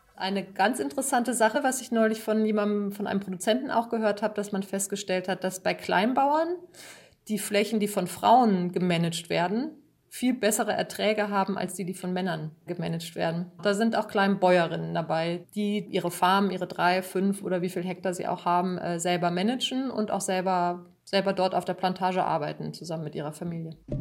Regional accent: Germany; bei uns in Deutschland

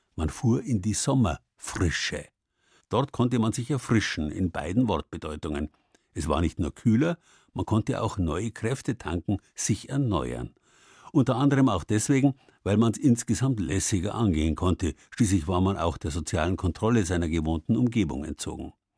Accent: Southern Germany, Germany; bei uns im Süden

